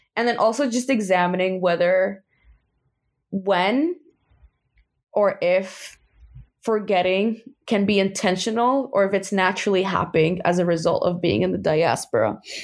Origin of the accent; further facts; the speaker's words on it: New York City, New York, United States; born and raised in Queens